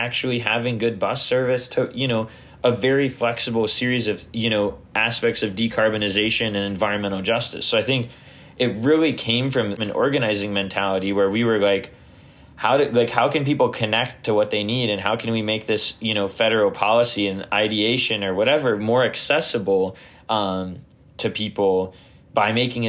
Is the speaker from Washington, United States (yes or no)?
no; Michigan, United States; I'm from Michigan.